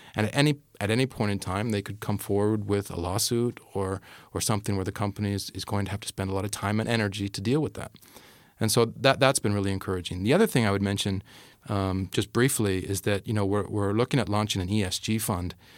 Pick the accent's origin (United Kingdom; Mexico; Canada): Canada; moved away; I'm Canadian.